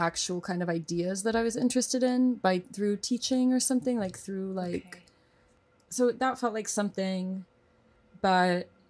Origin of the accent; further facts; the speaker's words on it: Oklahoma, United States; born there; I was born in Oklahoma.